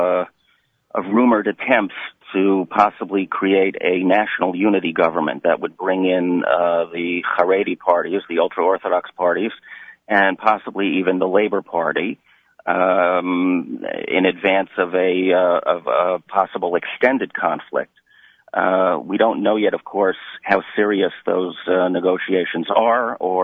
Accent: United States; now in Israel; I grew up in America and I know the mentality here

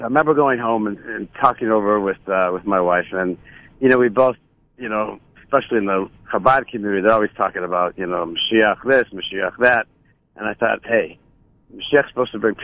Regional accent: Buffalo, New York, United States; moved away; growing up in Buffalo

